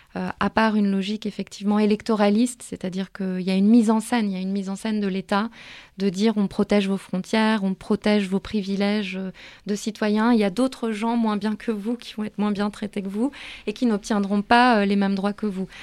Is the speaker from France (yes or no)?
yes; Paris, Île-de-France, France; Je suis née, j'ai grandi à Paris, je suis très attachée à ma ville.